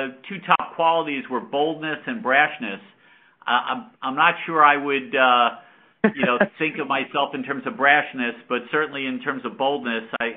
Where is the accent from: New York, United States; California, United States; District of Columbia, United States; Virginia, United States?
New York, United States; Yonkers; I grew up in Yonkers, New York, just outside of New York City